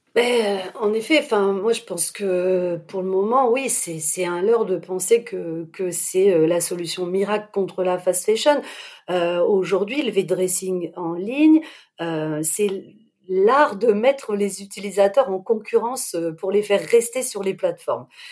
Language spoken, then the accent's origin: French; Lille, Hauts-de-France, France; je suis lilloise.